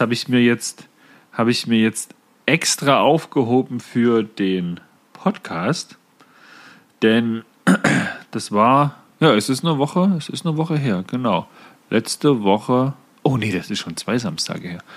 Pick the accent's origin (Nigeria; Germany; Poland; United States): Germany; Saxony-Anhalt